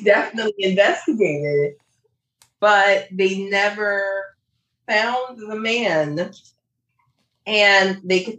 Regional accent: Chicago, Illinois, United States; I am from Chicago, where we had a poison cluster.

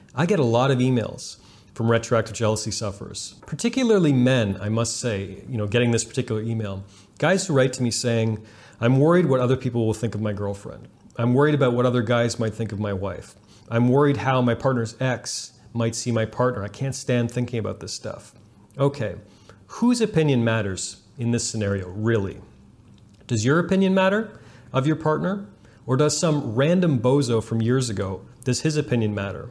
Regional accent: Canada; I'm Canadian

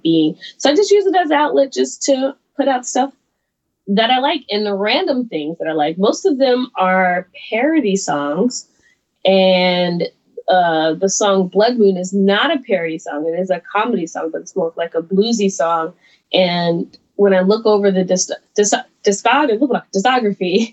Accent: the South, United States; I'm from the South, and so it's very Southern

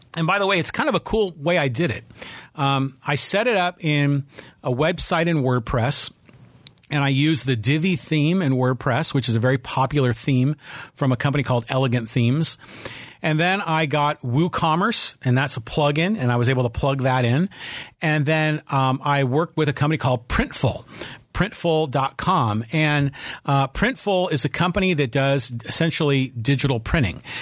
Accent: Bay Area, California, United States; also born or lived in San Francisco; now in Poway, United States; I grew up in the Bay Area. I was born in San Francisco

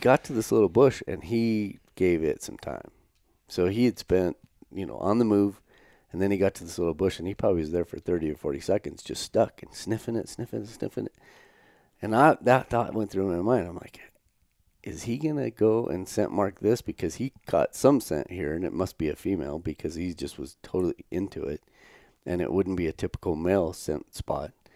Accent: United States; now in Canada; we're from Wyoming, Colorado

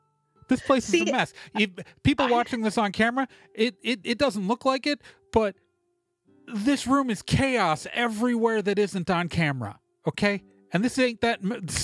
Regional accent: Chicago, Illinois, United States; born there; Oh, we're Chicago. I was born in Chicago.

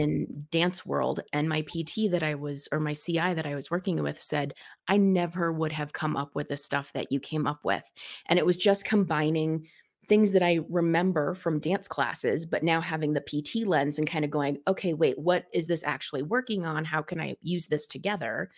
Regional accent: Colorado, United States; super, super, super local native. I've always lived in the same part of town

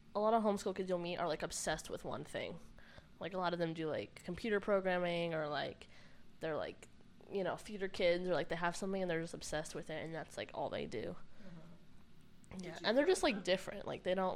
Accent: Arizona, United States; now in Kentucky, United States; I grew up in Arizona, and I think I'm going to head back there in a few months

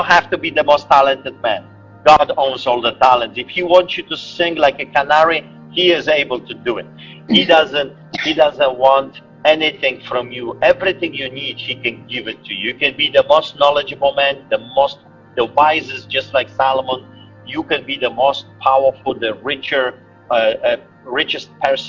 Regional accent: Poland; moved away; me growing up in Poland

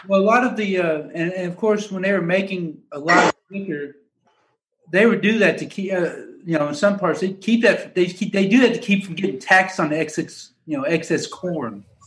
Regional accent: Kentucky, United States; moved away as an adult; now in Georgia, United States; growing up in Kentucky

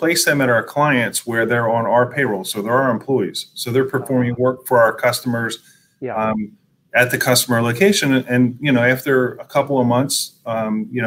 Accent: Philadelphia, Pennsylvania, United States; also born or lived in Pottstown; grew up in the Philadelphia region, been here my whole life, went to school in Pottstown, went to college at Temple University. So I'm kind of Philly born and made.

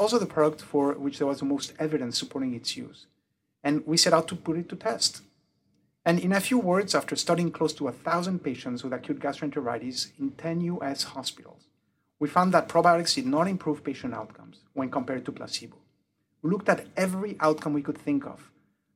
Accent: Mexico; first language French; English is a second language; also born or lived in United Kingdom; now in Cincinnati, United States; I was born in the UK. My mother's tongue is French, and I grew up in Mexico. Hence the weird accent.

